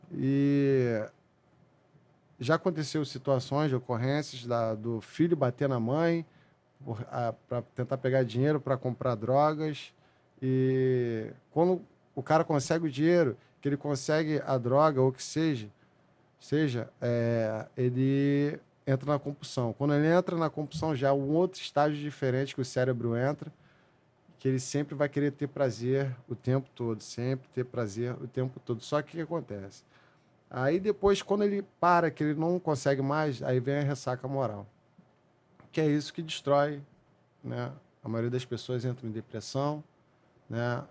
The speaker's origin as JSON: {"language": "Portuguese", "town": "São João de Meriti", "region": "Rio de Janeiro", "country": "Brazil", "tie": "born or raised there", "said": "eu fui nascido e criado em São João de Meriti, divisa de São João de Meriti com o Duque de Caxias"}